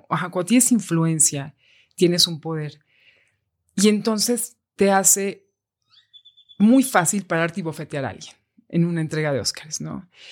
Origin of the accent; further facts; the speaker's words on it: Mexico; Soy mexicano